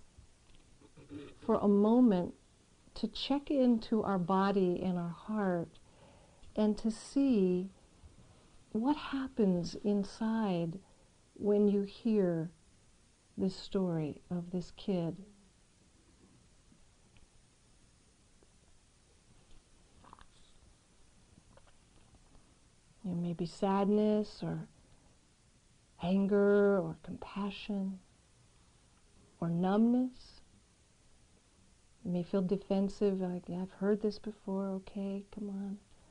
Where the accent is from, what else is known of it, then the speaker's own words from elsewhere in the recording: San Diego, California, United States; moved away; So I grew up in San Diego, which we know is right next to Tijuana.